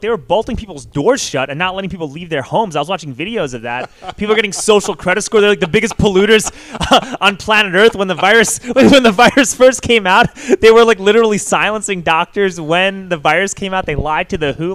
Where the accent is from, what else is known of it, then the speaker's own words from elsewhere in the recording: New York, United States; I grew up in New York